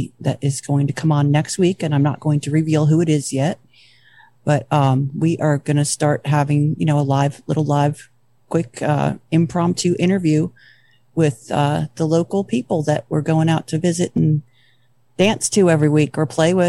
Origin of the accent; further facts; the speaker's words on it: New Jersey, United States; No, I'm from Jersey, and apparently, according to my drinking friends, I only sound like I'm from Jersey after I've been drinking. But I've been told I sound a lot more like my mom's from Ohio.